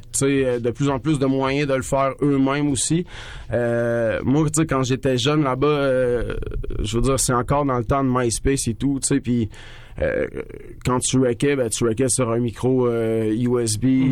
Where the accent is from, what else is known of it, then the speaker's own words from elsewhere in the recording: Trois-Rivières, Quebec, Canada; moved away; on vient du Cap